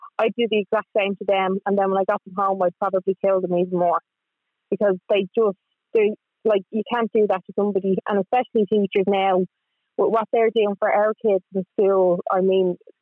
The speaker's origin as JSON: {"language": "English", "town": "Dublin", "region": "Leinster", "country": "Ireland", "tie": "born or raised there", "said": "I'm originally from Finglas"}